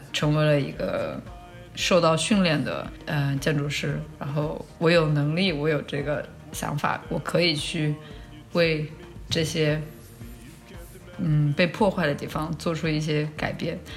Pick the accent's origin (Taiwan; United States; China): China; moved away; 我小时候在国内生长的一个童年的记忆